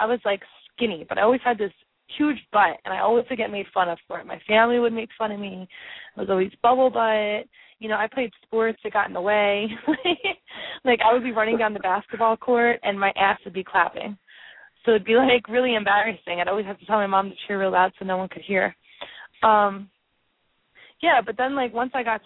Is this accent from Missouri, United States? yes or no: no; Philadelphia, Pennsylvania, United States; I'm from Philadelphia